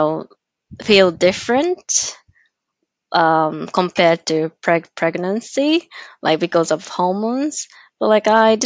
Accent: Japan; I'm from Japan.

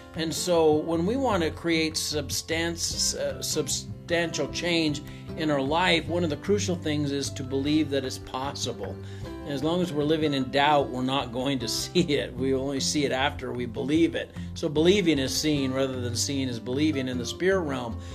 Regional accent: Missouri, United States; I'm from Missouri

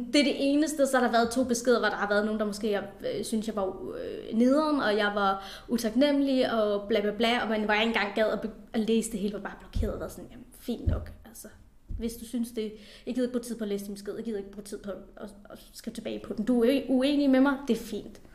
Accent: South Funen, Southern Denmark, Denmark; also born or lived in India; jeg er adopteret fra Indien, og kom herop, da jeg var cirka 3,5 år gammel, og, øh, og voksede op på, på Sydfyn

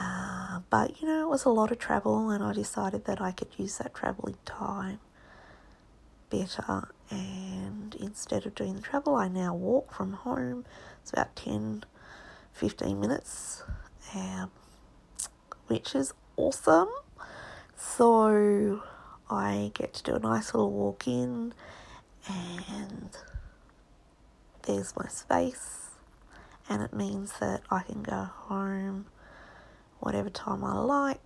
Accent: Australia; now in Hong Kong; I'm an Australian artist. I'm a painter

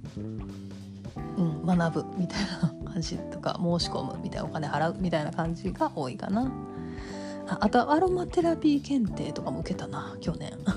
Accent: Kansai, Japan; accent: Kansai dialect

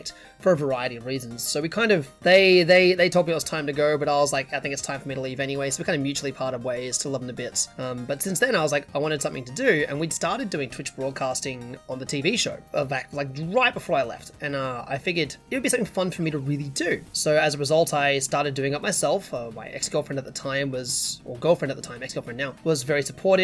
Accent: Melbourne, Victoria, Australia; accent: hybrid British-Australian; I'm from Melbourne, which is the southeastern kind of side of the country for those who don't know our geography so well. Melbourne is one of the larger cities, second largest one in the country. I was born here, and I've always been here.

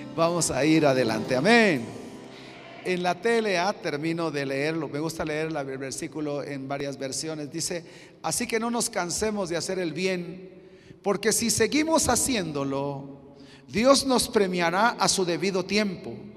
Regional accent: Chiapas, Mexico; vengo de Chiapas, México

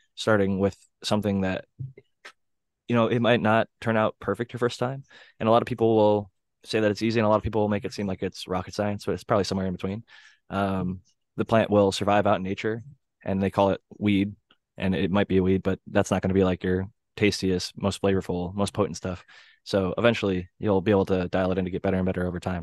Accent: Ohio, United States; growing up in Ohio

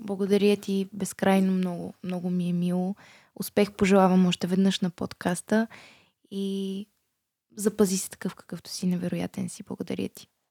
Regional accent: Bulgaria; Аз съм горда българка, щастлива съм, че съм от България

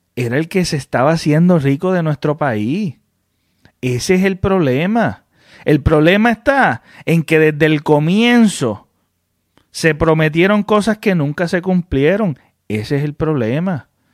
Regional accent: Puerto Rico; como todo puertorriqueño

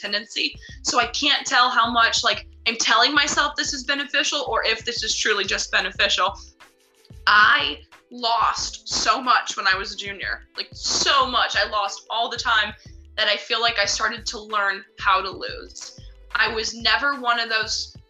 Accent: United States; I'm an American tennis player

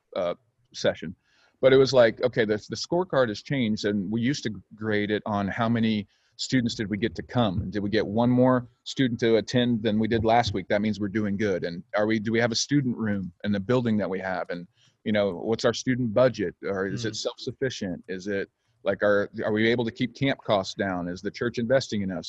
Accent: Oklahoma, United States; also born or lived in Illinois; now in Ventura, California, United States; I grew up in Oklahoma

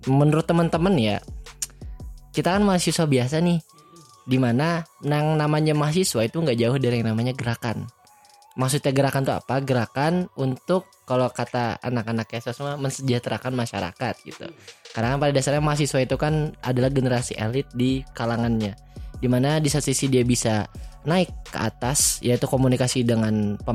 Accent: Banjarbaru, South Kalimantan, Indonesia; now in Bandung, Indonesia; Gue asal dari Banjarbaru, Kalimantan Selatan. Nah, sekarang gue kuliah di Bandung di Politeknik Kesejahteraan Sosial Bandung.

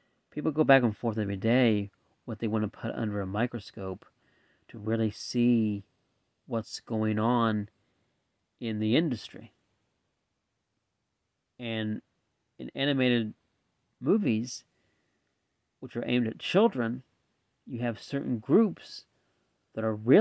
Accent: United States; I'm speaking as American, living in America

